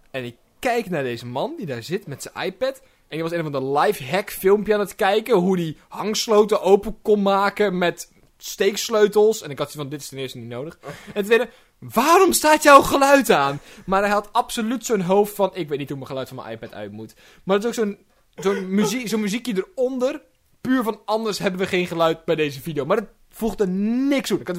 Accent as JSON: {"language": "Dutch", "country": "Netherlands", "said": "Ik ben een trotse Nederlander en ik wil apartheid in de trein."}